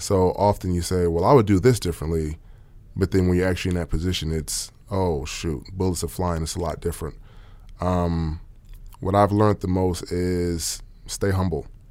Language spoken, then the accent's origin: English; New York City, New York, United States; moved away as an adult; also born or lived in Austin, Texas; now in Oklahoma City, United States; I'm from Queens, New York